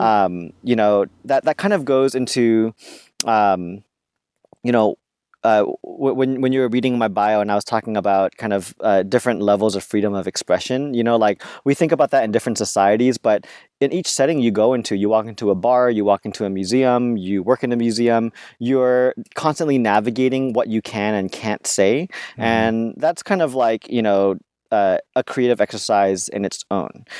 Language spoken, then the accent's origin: English; California, United States; growing up in California and in a very diverse neighborhood